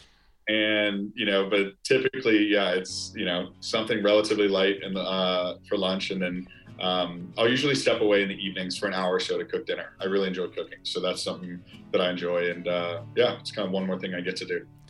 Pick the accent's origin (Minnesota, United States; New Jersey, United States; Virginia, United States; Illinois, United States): Illinois, United States; outside of Chicago; now in New York, United States; I've got a group of friends that I grew up with outside of Chicago